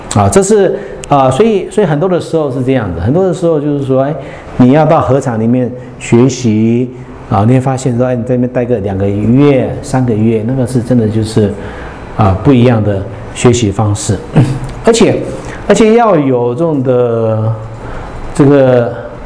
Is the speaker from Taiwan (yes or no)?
yes; Hualien, Taiwan; 我来自花莲